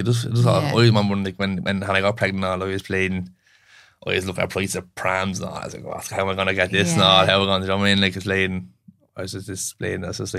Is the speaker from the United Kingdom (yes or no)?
no; Finglas, Leinster, Ireland; I'm from Finglas, like, so we just set up there to where we were, it's all your friends